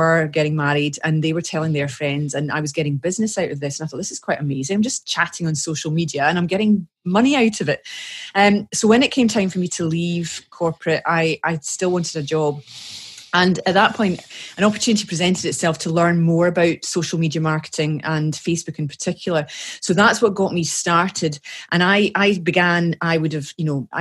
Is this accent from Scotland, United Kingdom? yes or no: yes; Scotland, United Kingdom; I'm a Scottish lass working in Scotland